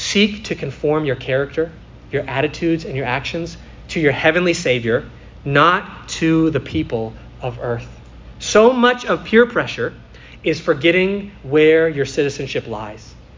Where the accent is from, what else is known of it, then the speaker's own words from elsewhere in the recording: United States; I am a resident of America